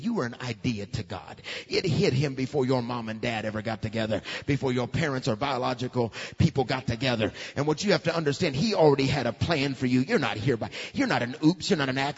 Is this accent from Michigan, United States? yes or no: no; Alabama, United States; we're from Alabama, so we get clay, don't we? We know what clay is all about. We know what we are? We're just hardened on the outside and soft on the inside. We're a bunch of Alabamians.